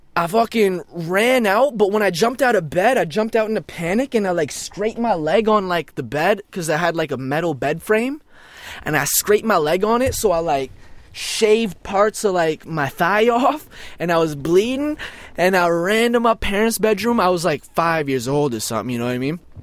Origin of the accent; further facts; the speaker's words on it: Brno, South Moravian Region, Czechia; born in a town called Brno